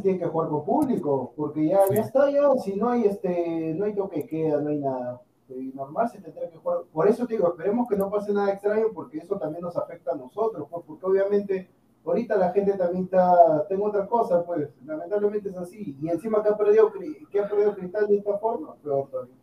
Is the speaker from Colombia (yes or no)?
no; Peru; yo como peruano